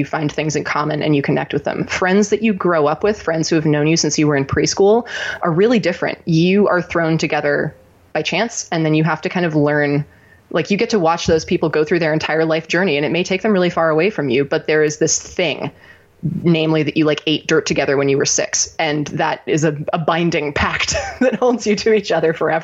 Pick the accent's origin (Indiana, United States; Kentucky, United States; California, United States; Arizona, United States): California, United States; Ojai; also born or lived in Los Angeles, California; I grew up in Ojai, California, which is a little town about 2 hours north